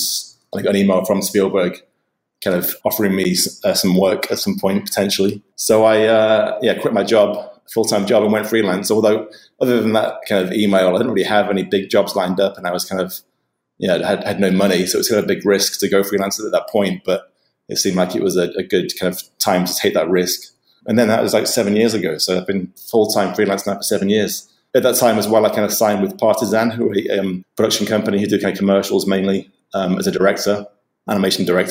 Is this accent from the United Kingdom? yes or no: yes; Nottingham, East Midlands, United Kingdom; moved away; also born or lived in London; Originally, I'm from Nottingham